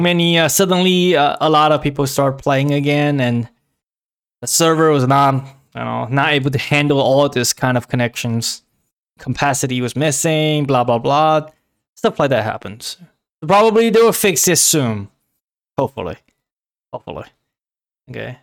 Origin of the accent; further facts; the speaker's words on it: China; moved away; when I was back in China, my hometown, hometown cities, they're, like, my house doesn't have A C or heaters